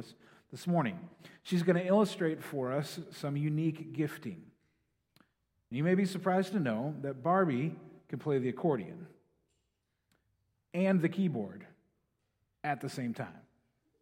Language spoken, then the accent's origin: English; Green Bay, Wisconsin, United States; I was born in Green Bay.